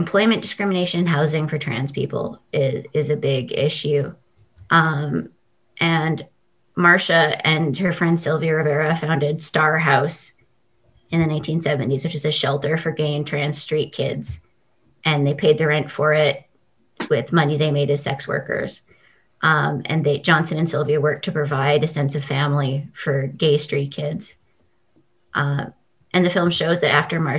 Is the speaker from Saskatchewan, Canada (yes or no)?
yes; Saskatoon, Saskatchewan, Canada; I'm from Saskatoon